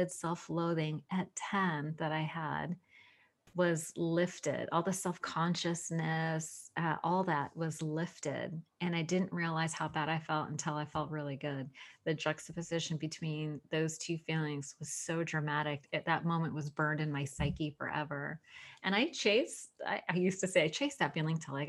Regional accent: Sunnyvale, California, United States; a lot of God in my house growing up. We attended the Sunnyvale Presbyterian. I'm from California. Sunnyvale

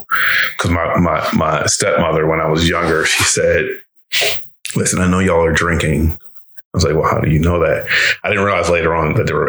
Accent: Detroit, Michigan, United States; Well, I'm from Detroit.

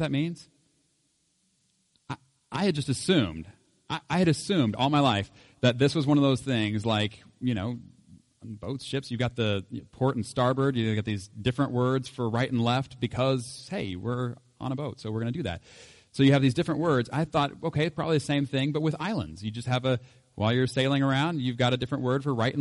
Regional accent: Oklahoma, United States; I was raised in Oklahoma

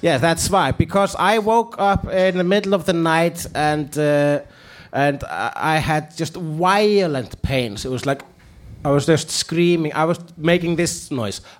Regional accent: Iceland; English is a second language; I'm an Icelandic person

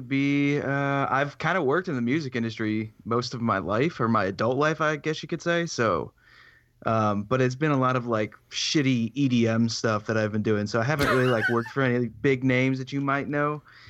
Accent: Chicago, Illinois, United States; I'm 24 years old. I'm from Chicago. Lived here my whole life.

